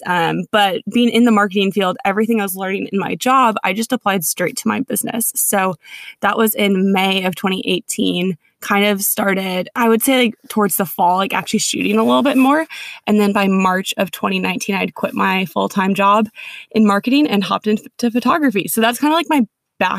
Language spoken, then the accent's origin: English; Minnesota, United States; moved away as an adult; also born or lived in Connecticut; now in California, United States; grew up in Minnesota